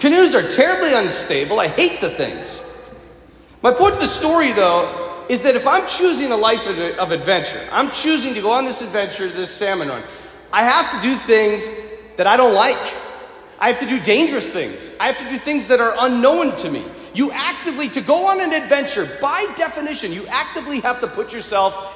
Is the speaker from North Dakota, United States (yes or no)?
yes; North Dakota, United States; I'm from North Dakota